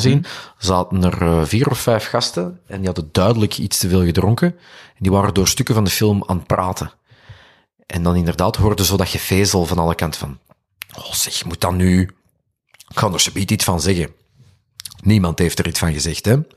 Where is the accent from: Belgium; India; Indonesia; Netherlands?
Belgium; Duffel, Flanders; Ik ben van Duffel. Ah, ik weet, ik ben hier ver van huis, dus ik versta dat ik ook gewoon een Antwerpenaar ben hier